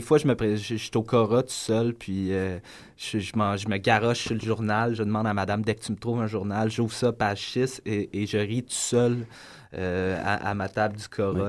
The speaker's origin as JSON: {"language": "French", "town": "Lorraine", "region": "Quebec", "country": "Canada", "tie": "born or raised there", "also_born_or_lived": "Montreal", "lives_now": "Sainte-Thérèse, Canada", "said": "je suis né à Montréal. Euh, je suis déménagé très jeune sur la, banlieue du Nord à Lorraine. banlieue cossue, passé Laval. Après ça, j'ai grandi là"}